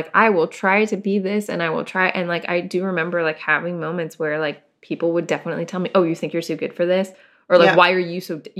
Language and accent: English; Portland, Oregon, United States; now in San Diego, United States; I grew up in Portland, like, I went to high school in the suburbs of Portland, which, you know, were very different than being in Portland proper, and it was just, like, yeah, a little bit small-town mentality.